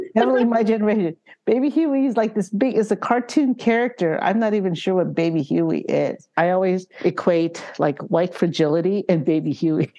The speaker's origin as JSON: {"language": "English", "town": "San Francisco", "region": "California", "country": "United States", "also_born_or_lived": "Philippines", "said": "Sunset District"}